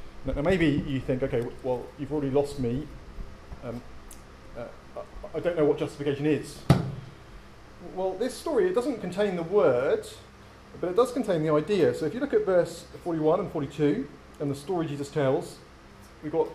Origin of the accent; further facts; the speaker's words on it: England, United Kingdom; moved away; also born or lived in United States; growing up in England